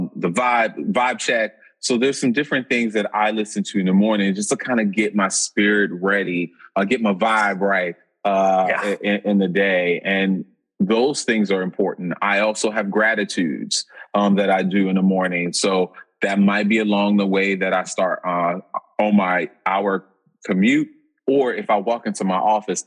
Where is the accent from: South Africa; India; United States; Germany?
United States; New Orleans, Louisiana; now in Boston, United States; being from New Orleans.